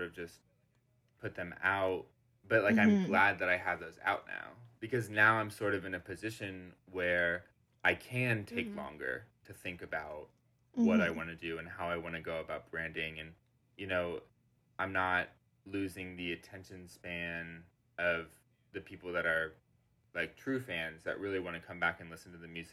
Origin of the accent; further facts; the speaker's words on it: Orlando, Florida, United States; my hometown studio mm-hmm. in Orlando, Studio 18 Florida